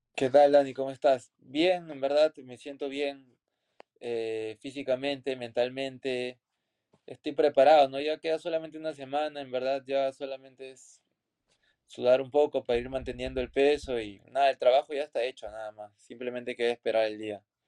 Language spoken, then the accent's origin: Spanish; Peru